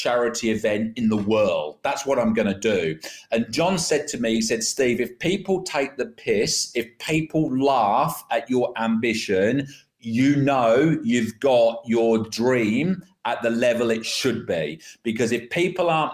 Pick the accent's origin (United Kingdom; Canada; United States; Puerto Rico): United Kingdom; now in Australia; my home country, the UK